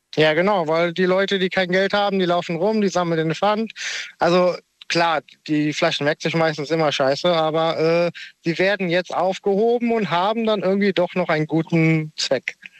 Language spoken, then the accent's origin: German; near Cologne, North Rhine-Westphalia, Germany; ich komme aus der Nähe von Köln.